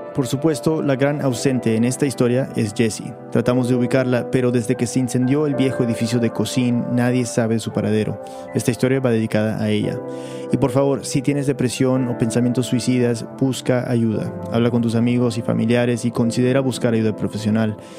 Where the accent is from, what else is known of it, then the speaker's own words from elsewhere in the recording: United States; yo soy gringo. O sea, yo me crié en Estados Unidos.